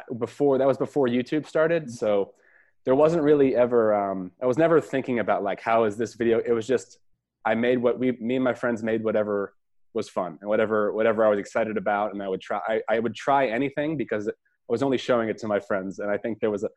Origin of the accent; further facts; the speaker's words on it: Toms River, New Jersey, United States; moved away as an adult; also born or lived in Connecticut / Los Angeles; now in Philadelphia, United States; I'm originally from Toms River, New Jersey, and that's where I grew up